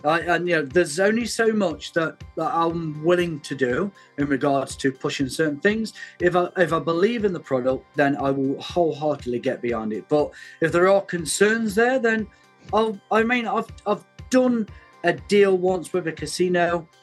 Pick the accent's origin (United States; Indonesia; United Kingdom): United Kingdom; We're we're very British